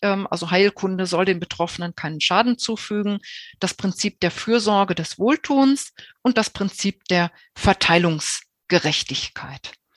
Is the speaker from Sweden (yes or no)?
no; Germany; bei uns in Deutschland